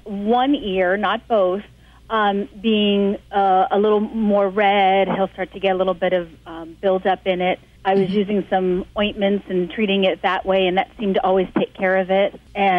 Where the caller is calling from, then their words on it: Bethlehem, Pennsylvania, United States; Calling from Bethlehem, Pennsylvania.